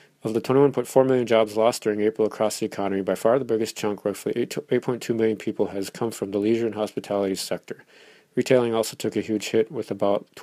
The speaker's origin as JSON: {"language": "English", "region": "Minnesota", "country": "United States", "said": "The Mall of America is in my home state, just a few minutes down the highway from me"}